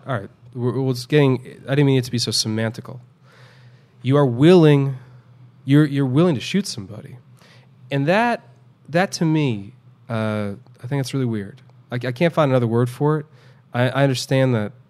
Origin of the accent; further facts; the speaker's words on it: New York City, New York, United States; now in Houston, United States; since I moved here to, to Houston, uh, after growing up in New York City.